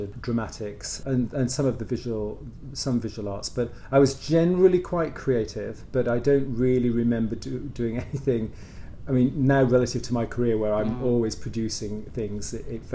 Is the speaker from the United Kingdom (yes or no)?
yes; Worcestershire, West Midlands, United Kingdom; moved away as an adult; also born or lived in London; I was brought up in Worcestershire